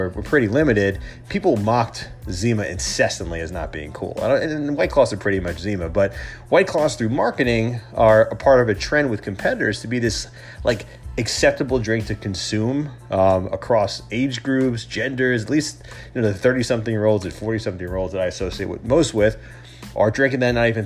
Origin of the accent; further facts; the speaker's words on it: New York, United States; accent: New York; my New York accent